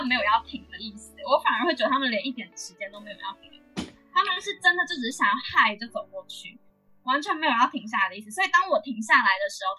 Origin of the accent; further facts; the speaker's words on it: Taiwan; 但是我是来自台湾